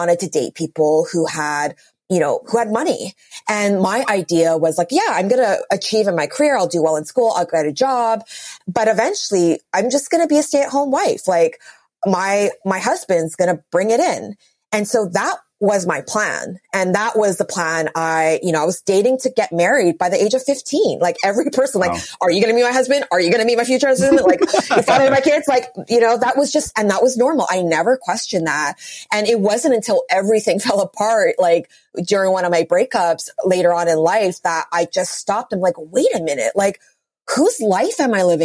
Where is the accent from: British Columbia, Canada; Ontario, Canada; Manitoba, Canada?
British Columbia, Canada; Vancouver; moved away as an adult; also born or lived in New York City; born and raised in Vancouver